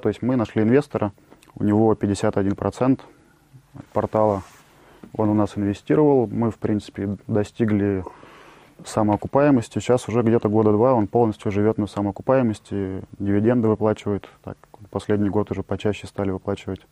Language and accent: Russian; Tomsk, Tomsk Oblast, Russia; moved away as an adult; now in Sochi, Russia; Родился я в Томске. В Томске создал сначала интернет-компании